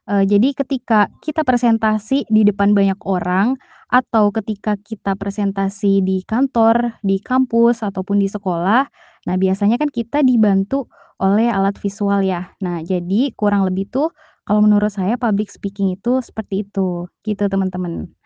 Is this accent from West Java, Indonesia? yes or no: yes; Ciamis, West Java, Indonesia; moved away as an adult; now in Bandung, Indonesia; saya asal dari Ciamis, eh, tapi tinggalnya di Bandung